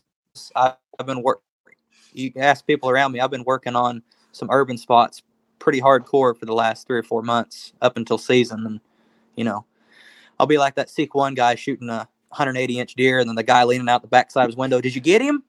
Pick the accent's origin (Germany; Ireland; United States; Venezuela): United States; Oklahoma; We're from Oklahoma